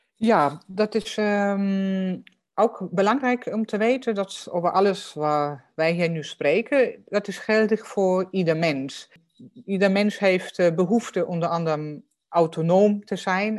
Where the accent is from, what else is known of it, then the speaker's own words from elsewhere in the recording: Germany; Dutch is a second language; moved away; voor mij als Duitser